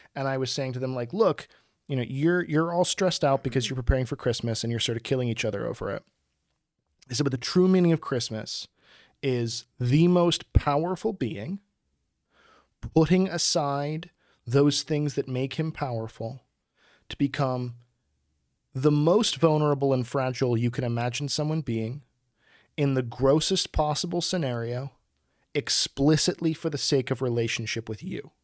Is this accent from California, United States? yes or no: no; Pittsburgh, Pennsylvania, United States; this Persephio that I grew up with in Pittsburgh